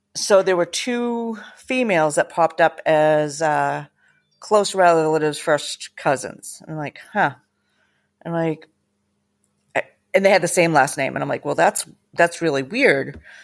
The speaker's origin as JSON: {"language": "English", "region": "Massachusetts", "country": "United States", "tie": "born or raised there", "said": "I grew up in Massachusetts with my mom, my dad, two"}